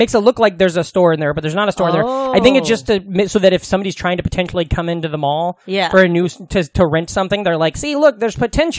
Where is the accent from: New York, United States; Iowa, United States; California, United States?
Iowa, United States; Glenwood; born or raised there; moved away